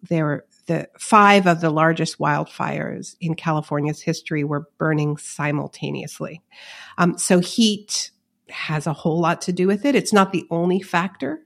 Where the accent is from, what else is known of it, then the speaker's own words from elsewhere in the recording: Montreal, Quebec, Canada; my hometown of Montreal